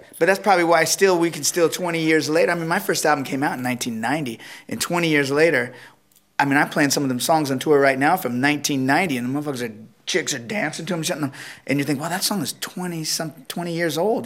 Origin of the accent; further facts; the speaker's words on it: Oceanside, California, United States; also born or lived in Los Angeles; growing up in San Diego in a town called Oceanside